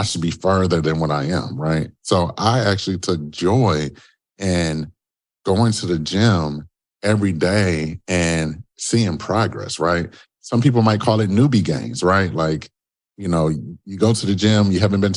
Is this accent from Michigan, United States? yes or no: yes; Detroit, Michigan, United States; I'm originally from Detroit, Michigan